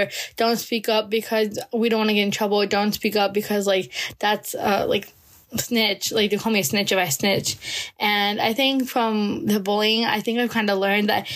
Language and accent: English; United States; I'm from the United States